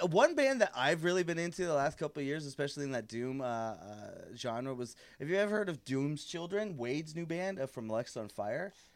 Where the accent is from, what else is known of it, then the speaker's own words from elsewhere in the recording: Niagara / Hamilton, Ontario, Canada; in my hometown, of, you know Niagara, in the Hamilton